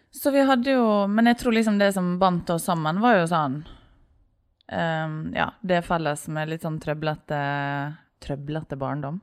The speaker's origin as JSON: {"language": "Norwegian", "town": "Ålesund", "region": "Møre og Romsdal", "country": "Norway", "moved": "yes", "lives_now": "Oslo, Norway", "said": "jeg er fra Ålesund. Ja. Så flytta jeg til Oslo"}